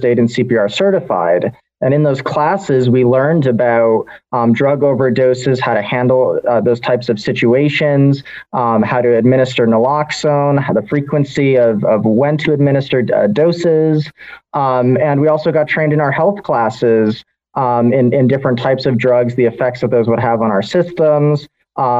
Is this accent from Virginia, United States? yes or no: no; Connecticut, United States; when I was growing up in Connecticut